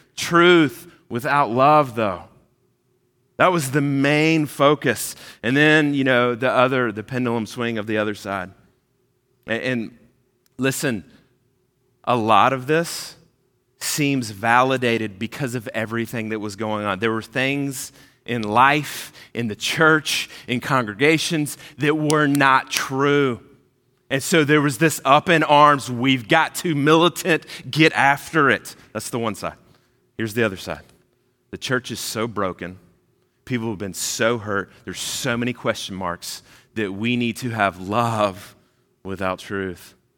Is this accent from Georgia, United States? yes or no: yes; Georgia, United States; moved away as an adult; also born or lived in South Carolina / Kentucky; now in Orlando, United States; I grew up in Georgia. I lived there for years and years.